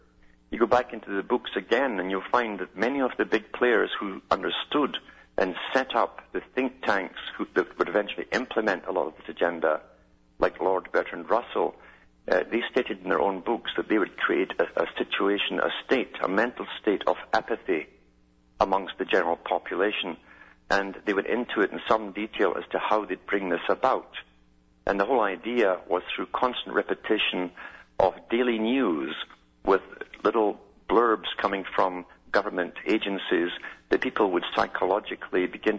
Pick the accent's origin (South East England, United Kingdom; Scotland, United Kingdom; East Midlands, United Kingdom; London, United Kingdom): Scotland, United Kingdom